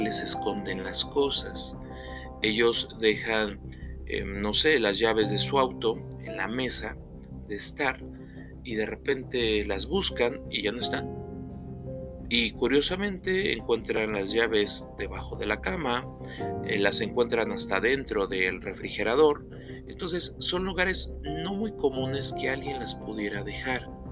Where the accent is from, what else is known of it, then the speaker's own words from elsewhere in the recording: Puebla, Mexico; Aquí mismo, en la ciudad de Puebla, de donde yo soy originario